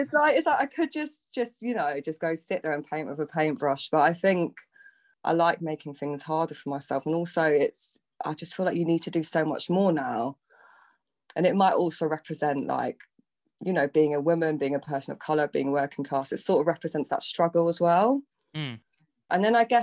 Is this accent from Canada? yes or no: no; London, United Kingdom; I grew up in London my whole life. So I think I came here like when I was a baby. And I grew up in North London.